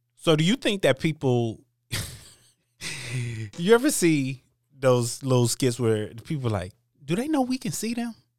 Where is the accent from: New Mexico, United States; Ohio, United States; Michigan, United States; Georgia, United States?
Michigan, United States; also born or lived in East Coast; I was born in, on the East Coast, but I've lived in Michigan my whole life. My values come from Midwestern values